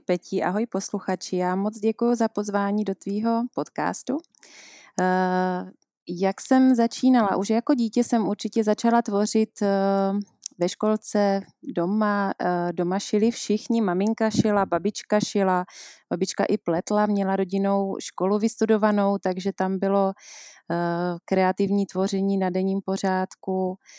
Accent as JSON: {"language": "Czech", "town": "Příbor", "region": "Moravian-Silesian Region", "country": "Czechia", "also_born_or_lived": "Germany / England / Frýdek-Místek", "accent": "Moravian", "moved": "as an adult", "lives_now": "Prague, Czech Republic", "said": "přestože jsme z Moravy, což je asi slyšet eh, na mém přízvuku, že jsem Moravačka z Příbora, okres Nový Čín"}